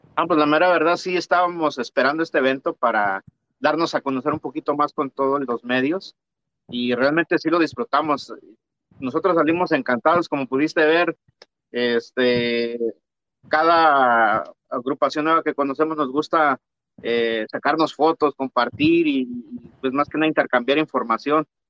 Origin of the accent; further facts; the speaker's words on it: San Luis Potosí, Mexico; now in United States; yo soy de San Luis Potosí también